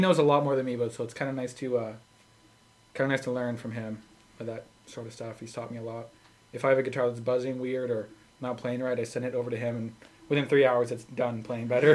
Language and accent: English; Sherwood Park, Alberta, Canada